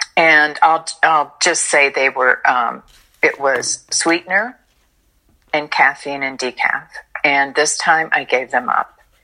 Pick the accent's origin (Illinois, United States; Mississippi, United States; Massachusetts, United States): Illinois, United States; now in Florida, United States; I got offered a job in Illinois, which is my home state